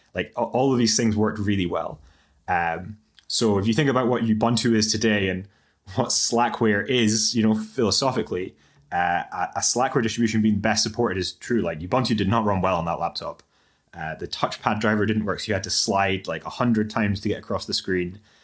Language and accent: English; Aberdeen, Scotland, United Kingdom; I applied to University of Aberdeen, where, where I studied, and some other universities in Scotland. Um, but the, the financial situation made it look like the best option was to stay in my hometown